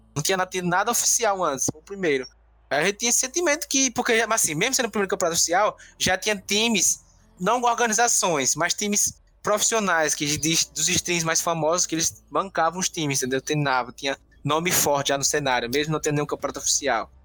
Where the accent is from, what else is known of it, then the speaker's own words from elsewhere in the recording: Paripiranga, Bahia, Brazil; moved away as an adult; Eu sou do interior da Bahia, sou de Paripiranga